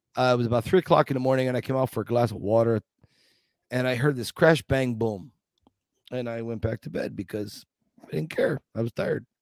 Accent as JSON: {"language": "English", "town": "Scranton", "region": "Pennsylvania", "country": "United States", "tie": "born or raised there", "moved": "yes", "said": "Scranton, Pennsylvania. This is my hometown, Scranton"}